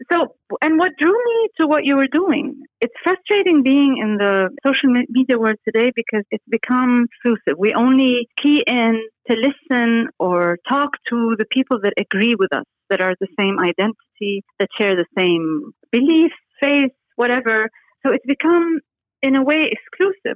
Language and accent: English; Beirut, Beirut Governorate, Lebanon; moved away as an adult; also born or lived in Paris, France / United States; now in Dubai, United Arab Emirates; I was born in Beirut, Lebanon in 1968 and went to Paris to start an architecture school uh, when I was 18